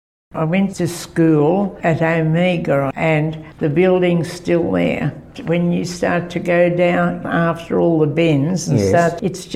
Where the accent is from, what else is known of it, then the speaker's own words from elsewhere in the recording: Marshall Mount area, New South Wales, Australia; also born or lived in Wollongong / Kiama; I was born in Maru Meadow in 1931, so I'm 89 now. I'll be 90 in July.